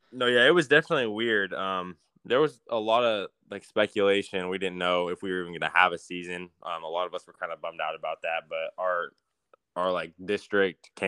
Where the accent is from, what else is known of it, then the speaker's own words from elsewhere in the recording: Fresno, California, United States; And growing up in Fresno